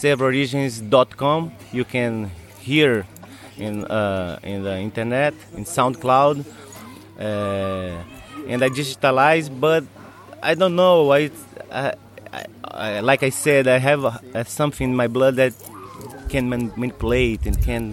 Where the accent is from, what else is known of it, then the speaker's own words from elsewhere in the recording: Brazil; English is a second language; in Brazil we don't have this